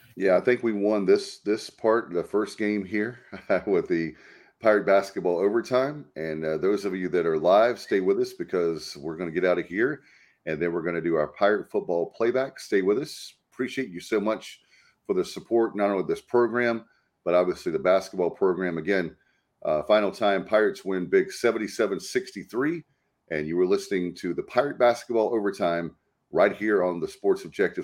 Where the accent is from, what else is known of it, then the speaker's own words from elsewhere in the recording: North Carolina, United States; I'm from North Carolina